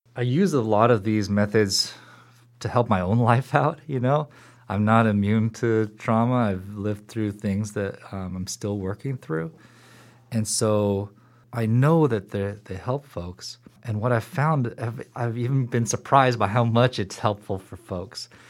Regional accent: Seattle, Washington, United States; moved away as an adult; also born or lived in Boston / Portland; I grew up in Seattle, in a suburb of Seattle

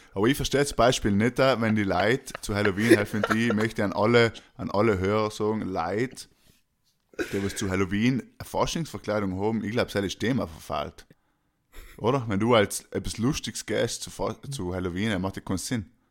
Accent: Austria

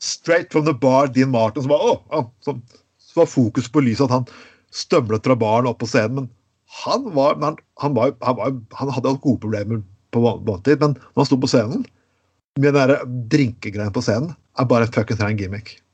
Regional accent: Telemark, Norway; jeg kom fra Telemark

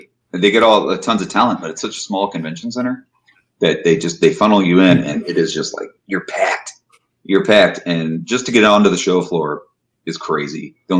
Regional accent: Chicago, Illinois, United States; You know, we're from Chicago.

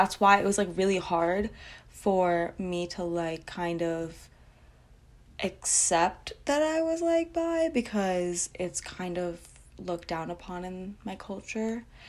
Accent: Pakistan; I come from a pretty traditional household. I'm Muslim. And I'm Pakistani

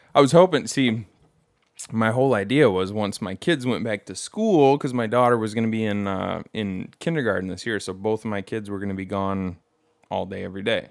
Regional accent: Bad Axe, Michigan, United States; moved away; I'm from Bad Axe.

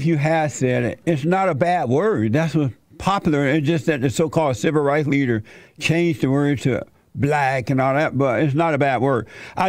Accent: Alabama, United States; I grew up in Alabama, as you know, on a plantation under the Jim Crow laws.

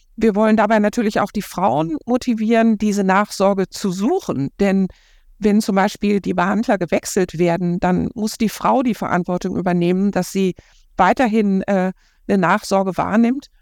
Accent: Ruhr area, North Rhine-Westphalia, Germany; now in Cologne, Germany; ich komme aus dem Ruhrgebiet

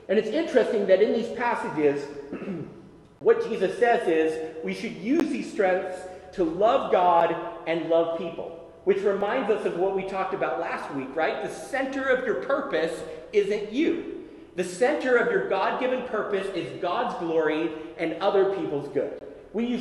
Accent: Tennessee, United States; When I was a boy, I was growing up in Tennessee

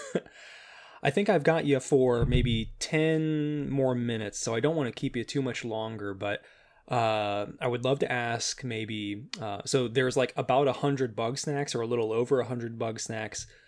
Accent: Chicago, Illinois, United States; moved away as an adult; now in California, United States; I I grew up there, uh, moved uh, to California about a year and a half ago

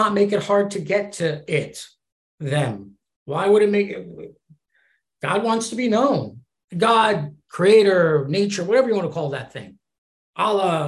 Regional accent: East Coast, United States; I'm from the East Coast

